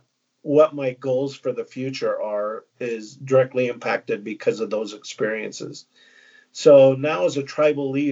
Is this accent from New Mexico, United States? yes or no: no; Syracuse, Utah, United States; also born or lived in Weber County, Utah; I was born and raised in Davis County. I grew up in Syracuse